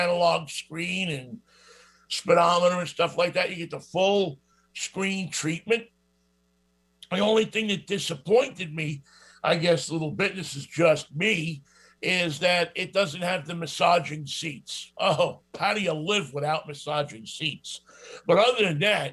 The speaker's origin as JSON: {"language": "English", "region": "New York", "country": "United States", "accent": "New York", "said": "I have this New York accent"}